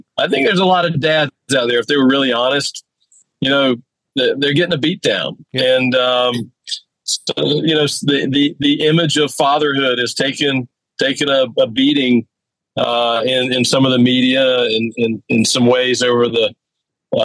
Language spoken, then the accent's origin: English; Myrtle Beach, South Carolina, United States; moved away; I'm literally sitting in my hometown, Myrtle Beach, South Carolina